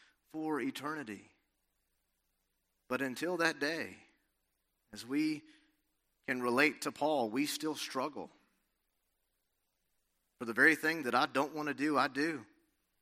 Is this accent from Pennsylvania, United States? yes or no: no; Alabama, United States; moved away as an adult; also born or lived in Los Angeles, California; growing up in Alabama